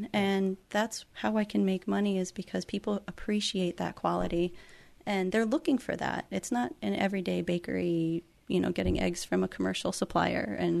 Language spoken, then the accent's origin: English; Litchfield Hills, Connecticut, United States; I am from the Litchfield Hills, yes.